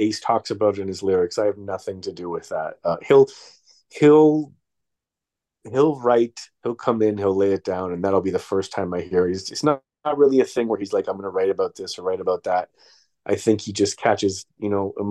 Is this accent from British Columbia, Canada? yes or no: no; Toronto, Ontario, Canada; now in New York, United States; I came from Toronto